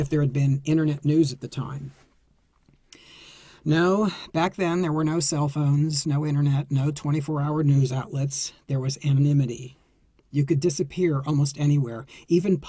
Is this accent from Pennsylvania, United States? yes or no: yes; Greensburg, Pennsylvania, United States; moved away as an adult; also born or lived in New York City; my hometown of Greensburg, PA